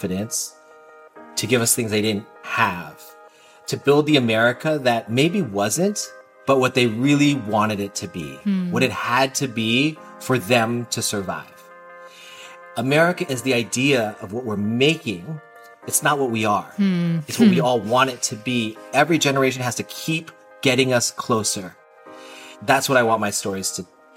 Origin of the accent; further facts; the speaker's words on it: California, United States; I'm not from Washington Heights. I'm all California kid.